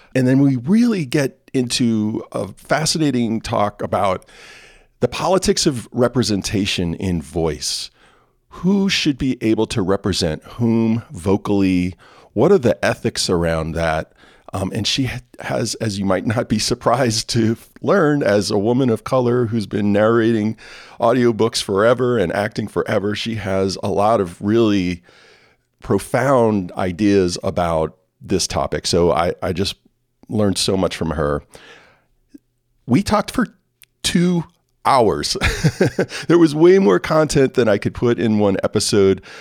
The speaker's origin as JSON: {"language": "English", "town": "New Orleans", "region": "Louisiana", "country": "United States", "tie": "born or raised there", "moved": "yes", "said": "my hometown, New Orleans, Louisiana."}